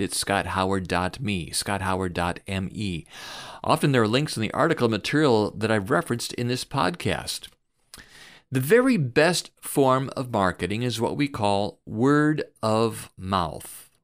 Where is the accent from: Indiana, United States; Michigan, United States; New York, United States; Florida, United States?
Indiana, United States; Fort Wayne; moved away as an adult; also born or lived in Detroit; my hometown of Fort Wayne, Indiana